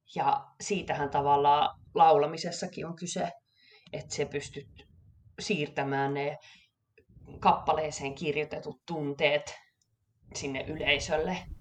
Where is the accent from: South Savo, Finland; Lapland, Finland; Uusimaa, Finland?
South Savo, Finland; Savonlinna; also born or lived in Kuopio, Finland / Stockholm, Sweden; now in Gothenburg, Sweden; olen lähtöisin Savonlinnasta